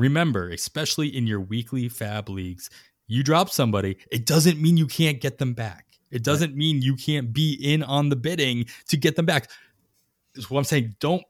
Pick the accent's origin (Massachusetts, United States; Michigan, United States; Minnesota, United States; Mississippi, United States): Massachusetts, United States; also born or lived in Boston; now in Bay Area, United States; Yeah, I grew up in Western Massachusetts, so I never got an accent. I lived in Boston for a couple of years before moving to the Bay.